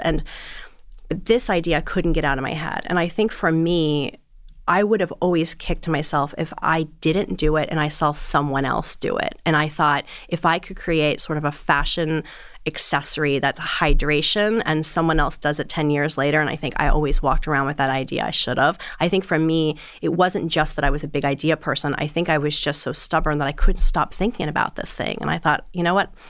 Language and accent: English; South Florida, United States; moved away as an adult; also born or lived in Boulder, Colorado; I grew up in South Florida